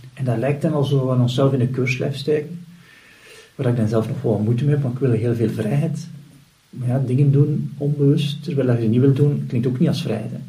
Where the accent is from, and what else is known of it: Flanders, Belgium